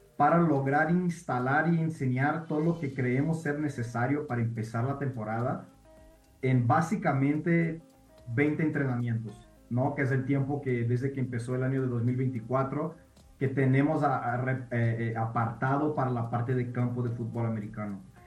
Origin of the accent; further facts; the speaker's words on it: Brazil; moved away as an adult; also born or lived in Denver, United States / Puebla, Mexico; now in Mexico; cuando me regresé a Brasil ya adolescente, el deporte apenas iba empezando en mi país